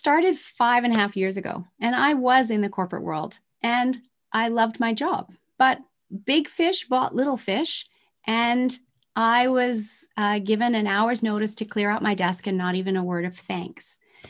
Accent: Tokyo, Japan; I grew up in Tokyo, Japan in the 1970s, where manufacturing plants were spewing toxins.

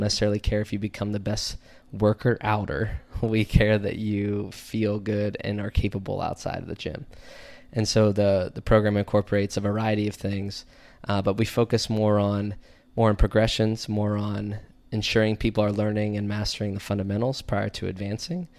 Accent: DuBois, Pennsylvania, United States; from Du Bois, P A originally. Middle of nowhere, uh, central P

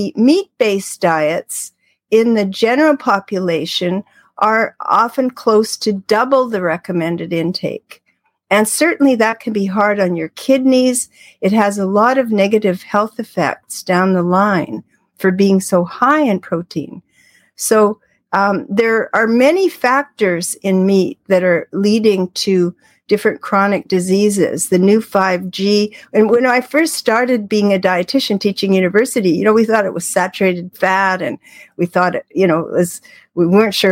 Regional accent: Canada; I'm Canadian.

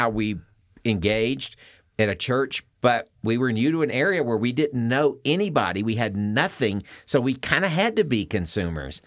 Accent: the South, United States; now in Colorado, United States; I was born in the South

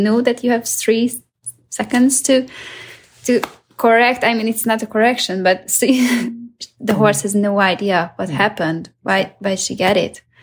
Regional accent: Hungary; I'm from Hungary

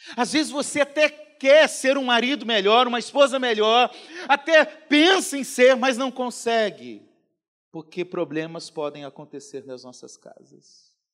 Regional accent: Paraná, Brazil; moved away; Lá no Paraná, onde eu nasci

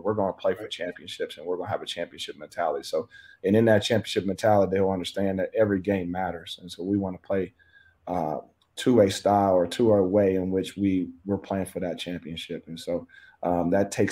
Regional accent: Kansas, United States; I'm from Kansas, so I'm supposed to be a Royals fan

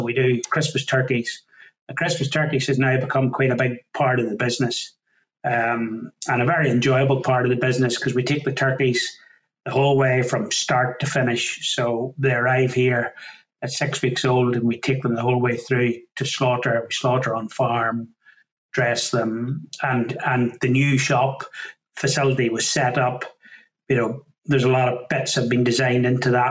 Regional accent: County Down, Northern Ireland, United Kingdom; moved away as an adult; now in Lanarkshire, United Kingdom; as you can tell by the accent, not originally from these parts, originally from County Down in Northern Ireland.

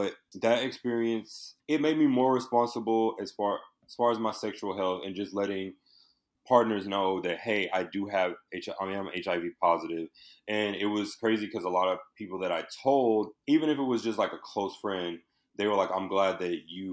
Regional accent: Houston, Texas, United States; moved away as an adult; also born or lived in Indiana; now in Los Angeles, United States; I was born in Houston, Texas, and I was just always a creative, a young child. I went to high school for performing visual arts.

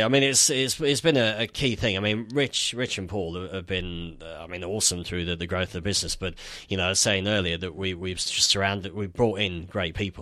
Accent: Nottingham, East Midlands, United Kingdom; moved away as an adult; also born or lived in London / Netherlands; I'm from Nottingham originally

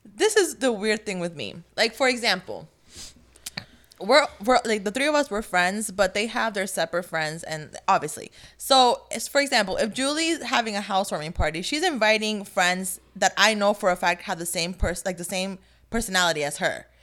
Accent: New Jersey, United States; also born or lived in North Carolina; I moved from North Carolina to back to Jersey. Yeah, I lived in North Carolina for, like, a year.

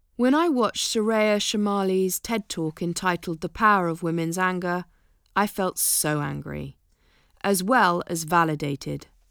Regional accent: United Kingdom; Being British

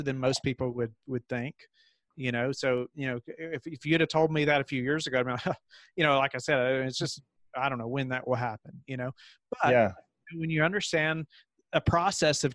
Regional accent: Kentucky, United States; moved away as an adult; now in Virginia, United States; I grew up in Kentucky. And then we moved to Virginia for this position

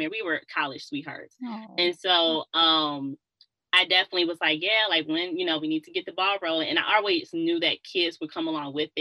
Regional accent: Detroit, Michigan, United States; moved away as an adult; I'm from Detroit

